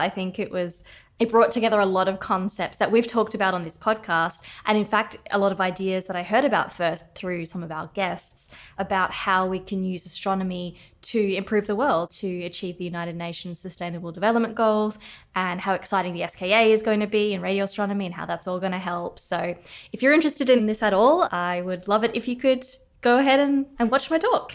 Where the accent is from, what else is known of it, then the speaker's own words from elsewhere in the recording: Australia; now in Cape Town, South Africa; I am from Australia originally, but now I'm very excited to be back in Cape Town in person